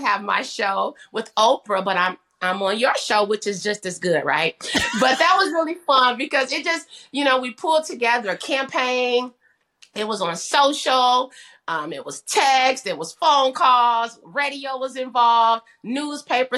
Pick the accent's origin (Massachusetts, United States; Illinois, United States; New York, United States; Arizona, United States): Illinois, United States; Kankakee; moved away as an adult; also born or lived in Bloomington, Illinois; now in Dallas, United States; I'm from Kankakee, Illinois. So shout out to my hometown and home state